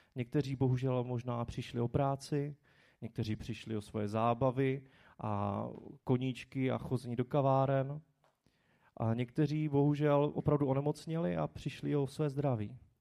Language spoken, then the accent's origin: Czech; Czechia; jsme se jako Češi